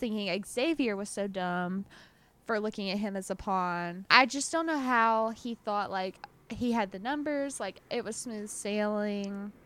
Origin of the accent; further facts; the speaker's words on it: the South, United States; accent: southern; My southern accent will have evolved into an Australian accent.